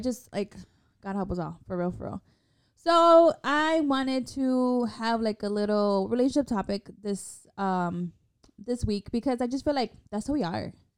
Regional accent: Chicago, Illinois, United States; we're from Chicago

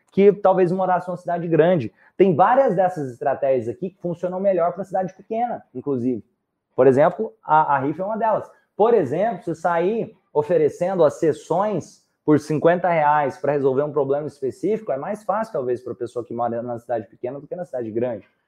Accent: Minas Gerais, Brazil; E eu sou de Minas.

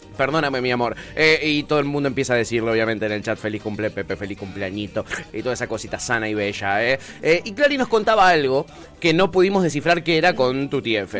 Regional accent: Argentina; accent: Argentine; Yo que hablo argentino

